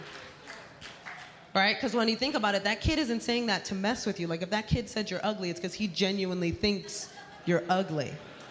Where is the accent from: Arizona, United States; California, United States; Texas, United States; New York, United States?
New York, United States; New York City; I am born and raised in the Bronx, New York